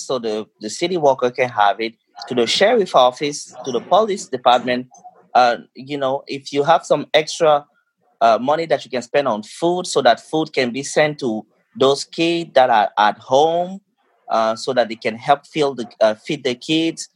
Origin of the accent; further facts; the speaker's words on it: Cameroon; now in United States; I grew up in Cameroon